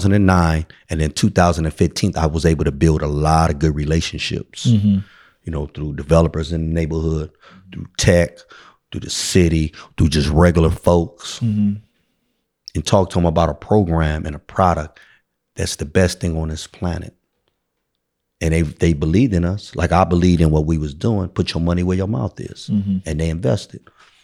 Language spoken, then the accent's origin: English; San Francisco, California, United States; So I grew up, I'm born and raised in San Francisco, I'm a native, 1285 Howard Street.